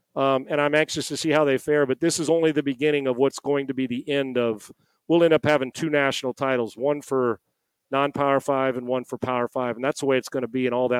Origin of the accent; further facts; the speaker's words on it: San Diego, California, United States; growing up in San Diego and being an SC fan